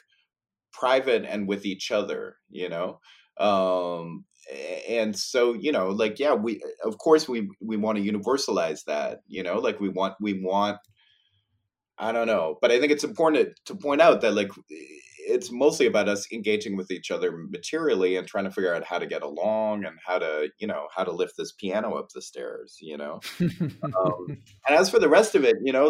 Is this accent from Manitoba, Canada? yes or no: no; Toronto, Ontario, Canada; moved away as an adult; now in Montreal, Canada; I grew up in Toronto and I moved here in 1991